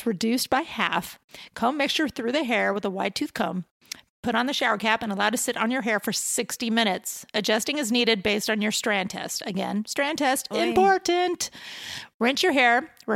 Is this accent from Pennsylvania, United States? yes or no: no; Huntington Beach, California, United States; I grew up in Huntington Beach